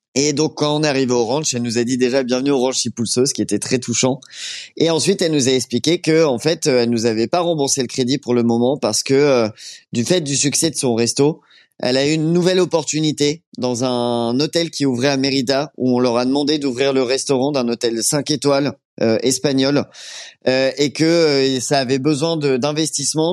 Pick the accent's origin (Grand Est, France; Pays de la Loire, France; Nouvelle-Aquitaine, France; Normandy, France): Normandy, France; Rouen; moved away; je venais de Rouen